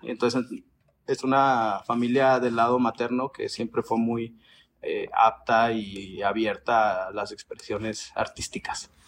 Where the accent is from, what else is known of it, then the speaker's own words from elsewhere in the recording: Chihuahua, Mexico; moved away as an adult; now in Mexico City, Mexico; yo soy de Chihuahua, como lo acabas de decir, y ya tengo un rato viviendo acá en la Ciudad de México